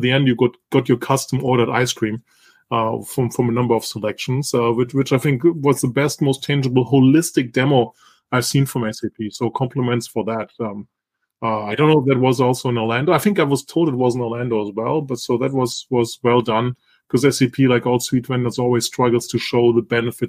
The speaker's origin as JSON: {"language": "English", "country": "Italy", "tie": "born or raised there", "said": "I grew up in Northern Italy."}